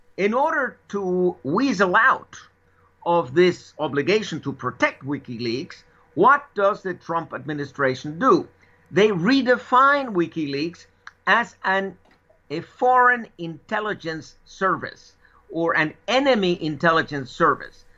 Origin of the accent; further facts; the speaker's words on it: United States; moved away; I'm an American